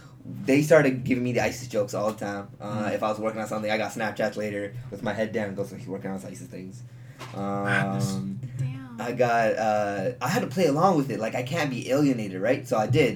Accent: Canada; I'm Canadian

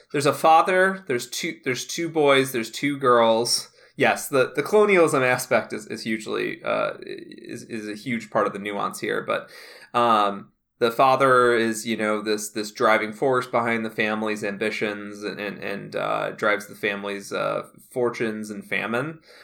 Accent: Midwest, United States; And I'm from the Midwest. I'm from Mike Pence territory.

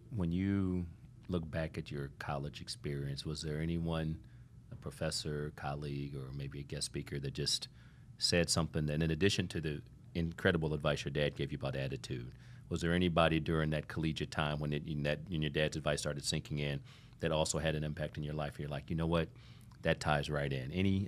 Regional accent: Toledo, Ohio, United States; now in Miami, United States; I grew up in Toledo, Ohio

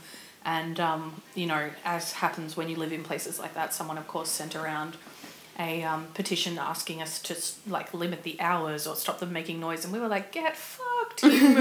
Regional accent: Melbourne, Victoria, Australia; also born or lived in Perth; I'm from Melbourne

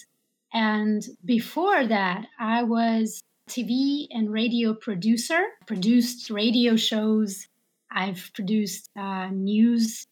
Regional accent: Saint Petersburg, Russia; also born or lived in Seattle, Washington, United States; Later, I returned back to Russia, to my hometown. It's St. Petersburg

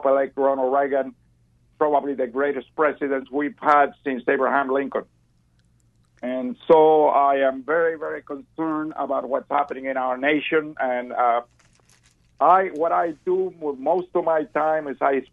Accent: Cuba; moved away as an adult; now in Texas, United States; I came from Cuba about 60 years ago.

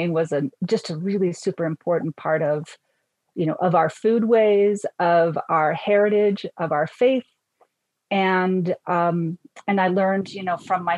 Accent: Northern Utah, United States; now in Colorado, United States; I'm actually originally from Northern Utah, but I will say that the inner Mountain West is my home

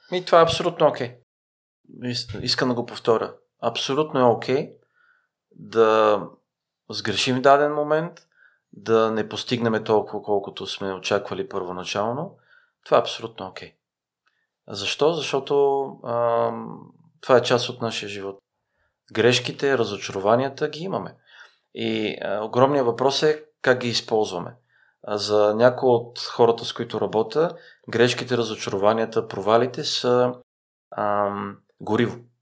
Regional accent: Bulgaria; also born or lived in Iraq; като българи

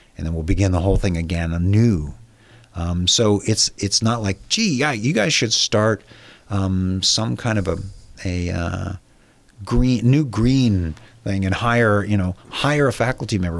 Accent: San Diego, California, United States; I was born and raised in San Diego

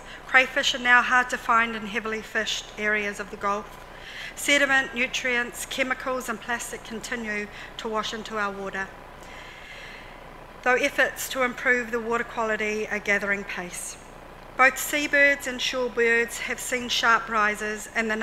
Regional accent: Hauraki, Māngere, Auckland, New Zealand; I'm from Hauraki and I'm from Māngere.

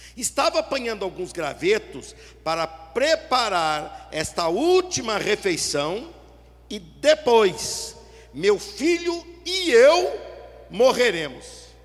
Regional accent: Curitiba, Paraná, Brazil; moved away; lá da minha cidade natal de Curitiba

